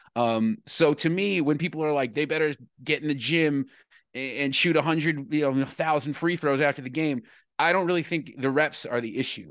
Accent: New York City, New York, United States; I was born and raised in New York City on the Upper West Side

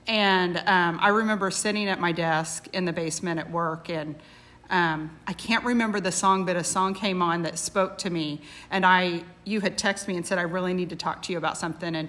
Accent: Petersburg, United States; Well, I was born and raised in Petersburg, and that's where I'm still at.

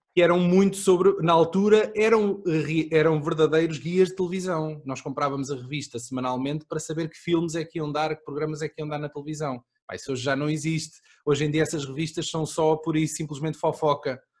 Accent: Aveiro District, Portugal; eu sou mais de cima, sou do distrito de Aveiro

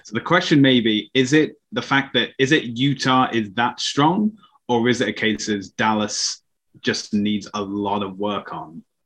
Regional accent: United Kingdom; I'm British.

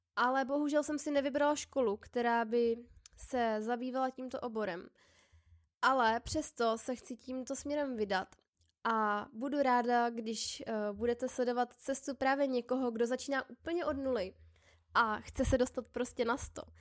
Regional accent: Plzeň, Plzeň Region, Czechia; now in Prague, Czech Republic; pocházím z Plzně a momentálně bydlím v Praze

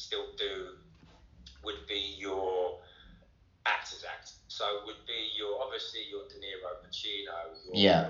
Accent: London, United Kingdom; also born or lived in Wales / south coast of England (Portsmouth area); I think probably 9, 10, I was in London, and then, yeah, obviously, done a few years in London.

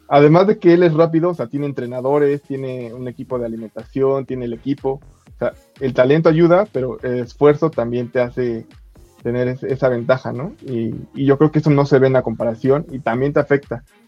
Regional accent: Mexico; como buen mexicano

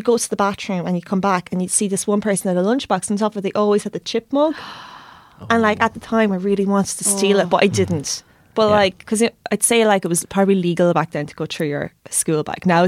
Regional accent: Tipperary, Munster, Ireland; I grew up in Tipperary and my accent is still there.

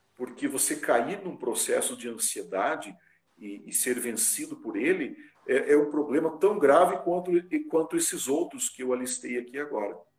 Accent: Ponta Grossa, Paraná, Brazil; moved away as an adult; now in Carazinho, Brazil; Sou natural lá de Ponta Grossa, no Paraná, pertinho ali de Curitiba

